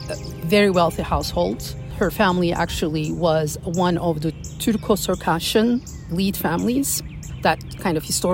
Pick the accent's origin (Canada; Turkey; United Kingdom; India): Turkey; Istanbul; now in Williamsburg, United States; I'm from Turkey.